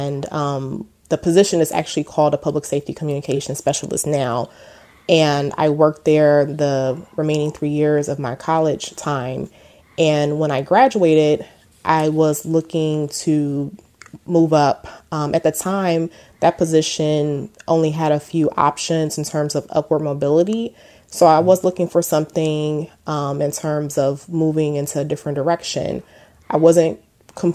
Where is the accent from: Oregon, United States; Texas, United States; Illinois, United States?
Texas, United States; moved away as an adult; also born or lived in Houston, Texas / Washington, D.C. area; I'm originally from Texas. I grew up in a small town about 2.5 hours outside of Houston. We later moved to Houston, where I lived and graduated from high school from